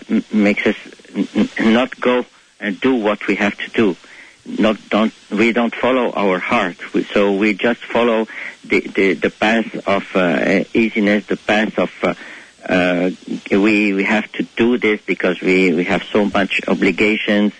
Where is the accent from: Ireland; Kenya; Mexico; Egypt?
Egypt; Cairo, Cairo Governorate; first language Arabic; English is a second language; moved away as an adult; I was born in Egypt, in Cairo, where every spring when we just go outside, we smell the orange blossoms